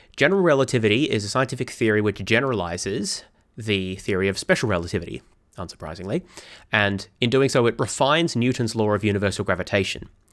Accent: Melbourne, Victoria, Australia; my hometown is Melbourne, Australia

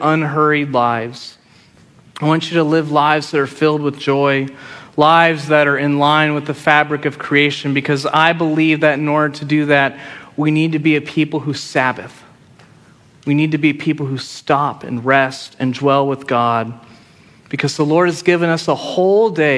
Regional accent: Friendswood, Texas, United States; moved away; growing up in Friendswood, I was 30 minutes from Galveston

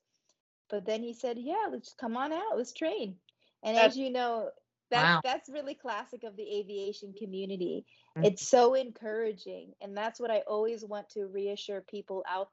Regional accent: Tucson, Arizona, United States; It was in Arizona, so that was in Tucson, in my hometown

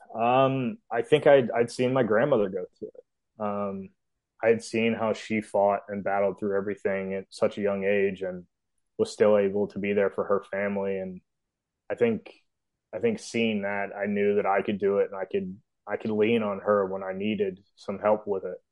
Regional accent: Memphis, Tennessee, United States; I am from Memphis, Tennessee. Um, I was lucky to grow up in a cove with a bunch of kids my age

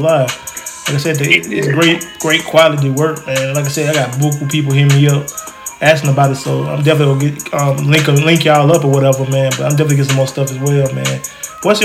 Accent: Alabama, United States; I'm from Alabama

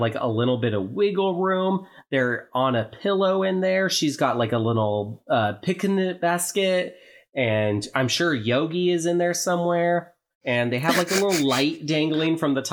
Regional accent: Oregon, United States; I'm from Oregon.

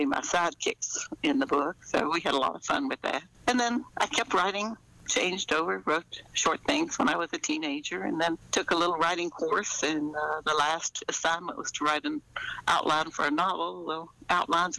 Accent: Kentucky, United States; I grew up here in Kentucky

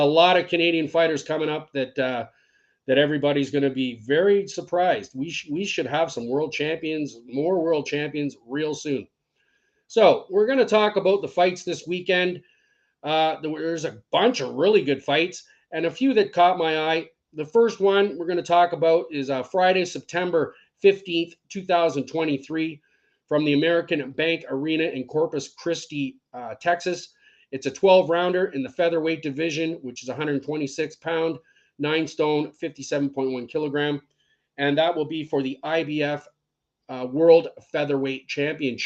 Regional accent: Scotland, United Kingdom; I'm Scottish

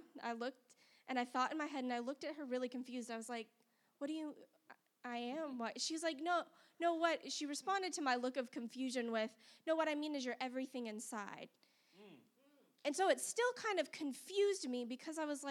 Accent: Las Vegas, Nevada, United States; now in Huntsville, United States; I grew up in Las Vegas, Nevada, which is a very different world than Huntsville, Alabama.

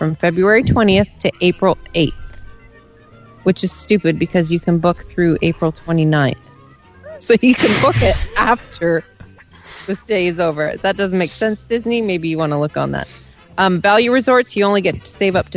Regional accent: Canada; I'm Canadian.

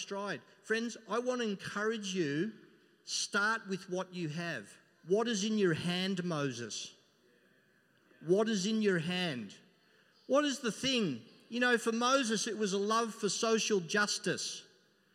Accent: Melbourne, Victoria, Australia; I come from Melbourne and, you know, you walk down Collins Street

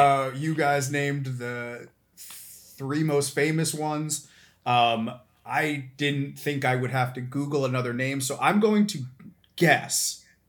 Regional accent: Philadelphia, Pennsylvania, United States; I'm from Philadelphia

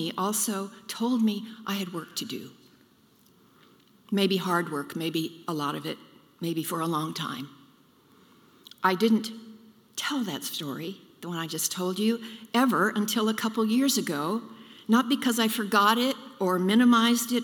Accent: Decatur, Illinois, United States; now in Twin Cities, United States; I grew up in Decatur, Illinois, soybean capital of the world

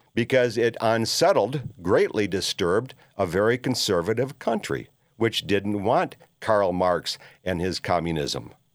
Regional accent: Minneapolis, Minnesota, United States; growing up in Minneapolis

